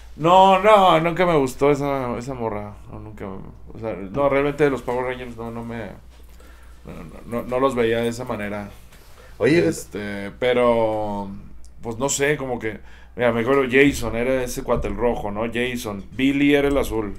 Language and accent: Spanish; Chihuahua, Mexico; soy de Chihuahua, Chihuahua